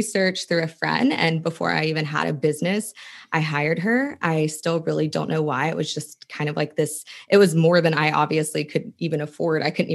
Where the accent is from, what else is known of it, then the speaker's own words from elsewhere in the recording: West Virginia, United States; moved away; I went to college. I was from West Virginia